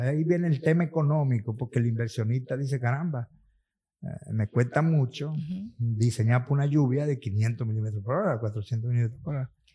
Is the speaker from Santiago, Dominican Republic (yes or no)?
no; San Cristóbal, Dominican Republic; also born or lived in Russia; en un campo de San Cristóbal, mi pueblo, por cierto, yo soy de por ahí